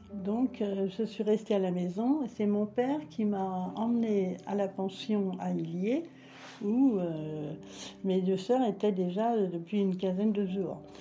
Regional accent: Paris, Île-de-France, France; je suis née à Paris

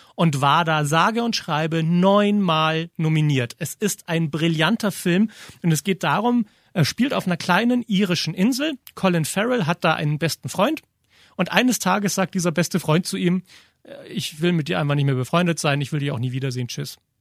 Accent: Germany; bei uns in Deutschland

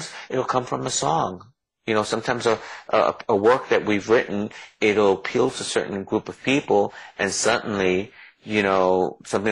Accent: New York City, New York, United States; also born or lived in New Jersey; now in Los Angeles, United States; I was born in the Bronx in the ghetto, and I was really poor.

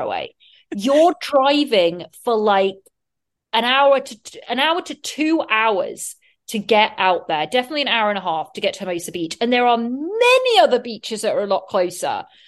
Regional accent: England, United Kingdom; now in United States; being an English person

